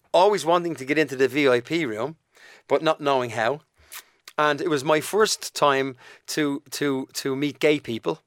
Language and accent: English; Dublin, Leinster, Ireland; accent: Dublin; also born or lived in United Kingdom; Shane and I grew up in Donnamid